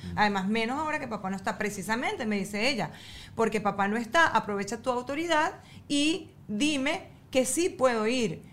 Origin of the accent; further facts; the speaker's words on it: El Tigre, Anzoátegui, Venezuela; yo soy de, del Tigre y en el Tigre no había playa